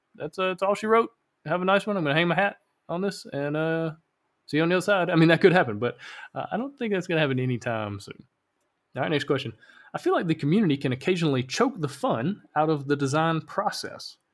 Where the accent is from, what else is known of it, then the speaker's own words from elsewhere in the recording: Alabama, United States; now in Honduras; I live in Honduras. I'm originally from Alabama.